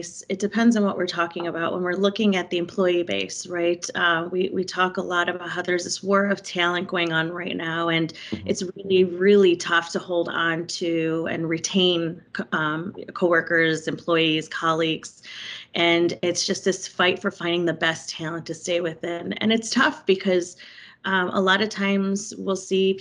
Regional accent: Chicago, Illinois, United States; now in Miami, United States; I grew up and was raised in Chicago

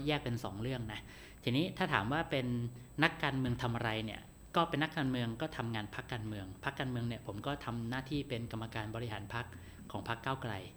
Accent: Phitsanulok, Thailand; moved away; จังหวัดพิษณุโลกเนี่ย เพื่ออยากให้บ้านเกิดเจริญ

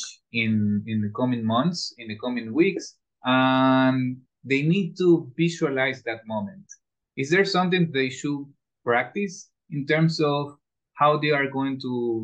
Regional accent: Ecuador; I studied in a German school all my life in Ecuador. I come from Ecuador

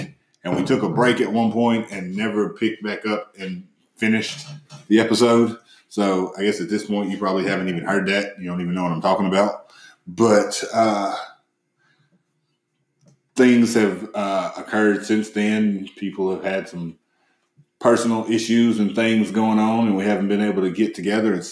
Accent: the South, United States; Growing up in the South as a black man

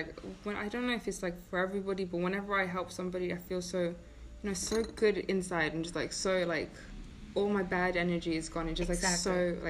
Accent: England, United Kingdom; now in Iceland; because growing up in England

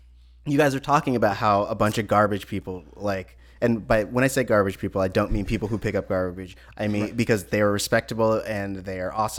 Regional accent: California, United States; I'm from California.

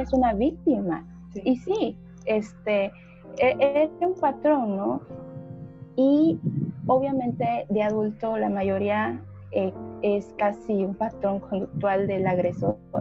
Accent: Oaxaca, Mexico; also born or lived in Veracruz; Yo soy del estado de Oaxaca

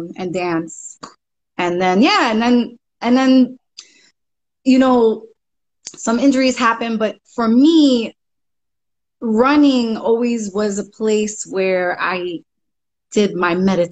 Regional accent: New York City, New York, United States; also born or lived in Bronx, New York; I'm born in the Bronx, raised in Brooklyn.

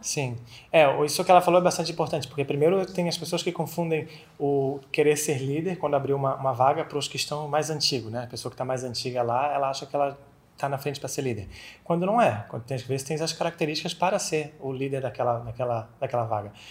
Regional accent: Florianópolis, Santa Catarina, Brazil; accent: manezinho; moved away as an adult; now in Spain; sou manezinho aqui de Florianópolis, dá para perceber no sotaque.

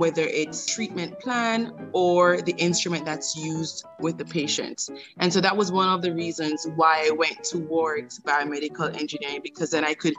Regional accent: Jamaica; moved away; being a Jamaican

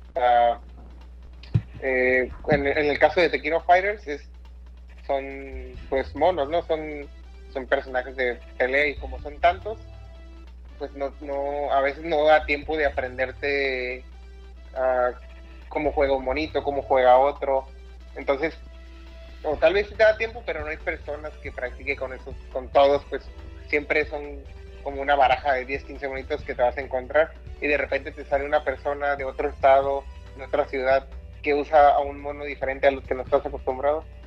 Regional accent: Mexicali, Baja California, Mexico; soy de Mexicali

